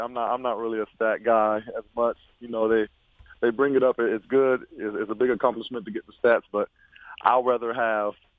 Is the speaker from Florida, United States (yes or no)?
yes; Florida, United States; born or raised there